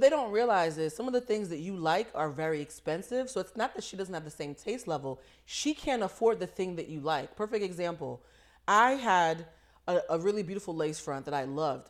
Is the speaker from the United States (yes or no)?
yes; East Coast, United States; we're both from the East Coast